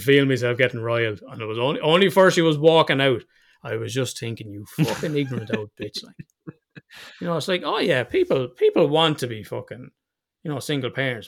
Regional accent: Ireland; we're Irish

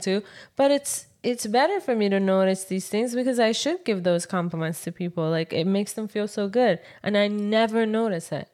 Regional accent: Iran; moved away; from Iran

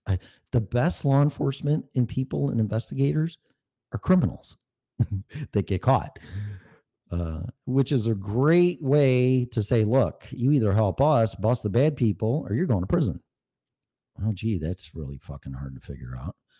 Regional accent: Streamwood, Illinois, United States; moved away as an adult; also born or lived in Park Ridge, Illinois / Davis Junction, Illinois / Algonquin, Illinois; now in Colorado, United States; I grew up in Streamwood, Schaumburg area, Elgin area

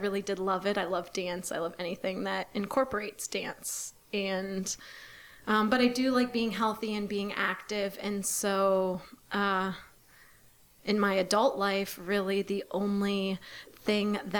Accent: Ohio and Michigan, Midwest, United States; moved away; I'm originally from the Midwest, Ohio and Michigan

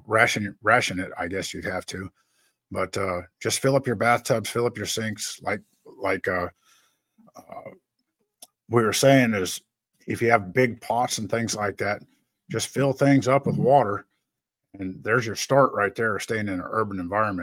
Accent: Rocky Mountains, United States; I was raised out in the Rocky Mountains

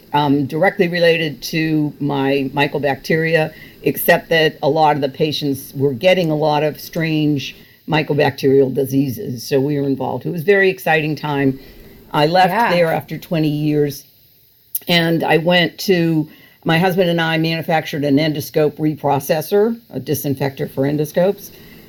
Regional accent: Massachusetts, United States; I grew up in Massachusetts

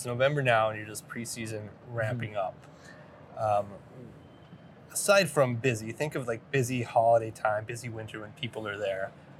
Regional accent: Idaho, United States; now in Bend, United States; I'm from Idaho and I live in Bend.

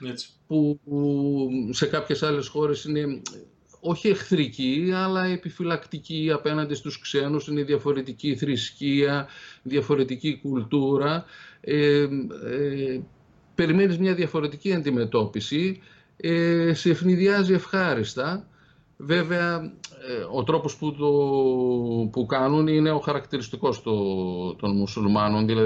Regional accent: Greece; από πού είστε, από την Ελλάδα.

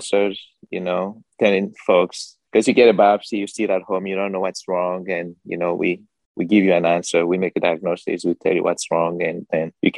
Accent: Togo; now in United States; I was born in Togo, actually, West Africa. I've been here since 2000. I speak French.

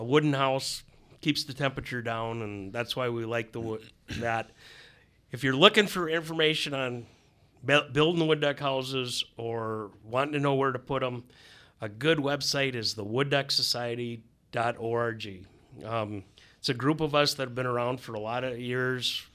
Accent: Wisconsin, United States; also born or lived in Minnesota; growing up in Wisconsin where I did

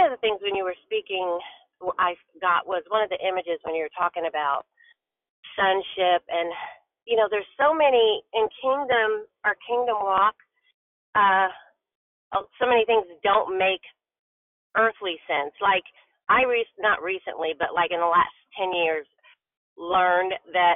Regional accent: Richmond, United States; I grew up in Richmond area

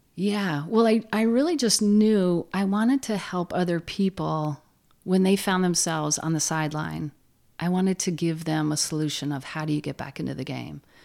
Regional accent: Plattsburgh, New York, United States; I grew up in Plattsburgh with, uh, a large family of Irish Catholics

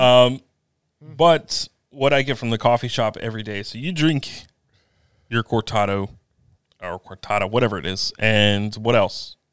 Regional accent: Eastern North Carolina, United States; I'm from Eastern North Carolina, Eastern-ish. I'm from the, the middle of the state, sort of.

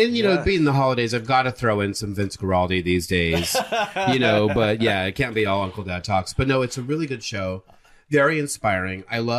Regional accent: Fresno, California, United States; I'm from the Central Valley. I'm from Fresno.

